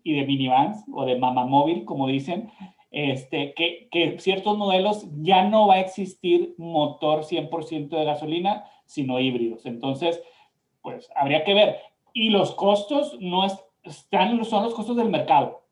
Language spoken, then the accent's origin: Spanish; Mexico; now in United States; nosotros que somos mexicanos